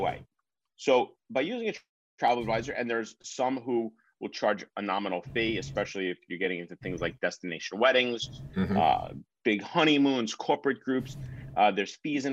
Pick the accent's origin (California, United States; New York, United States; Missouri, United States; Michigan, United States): New York, United States; Long Island, New Yorker, United States; As a New Yorker, we're here on Long Island.